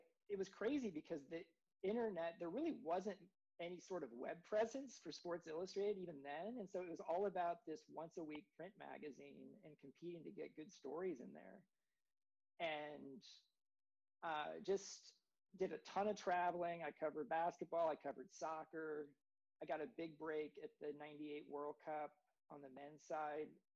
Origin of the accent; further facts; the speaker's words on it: Kansas City, Kansas, United States; moved away as an adult; I grew up in Kansas, in the Kansas City area